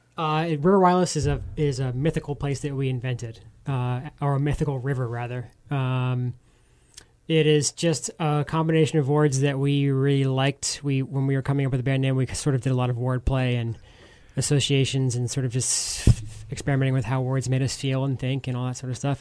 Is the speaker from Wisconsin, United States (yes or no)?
no; Atlanta, Georgia, United States; now in Asheville, United States; I grew up in Atlanta, uh, the suburbs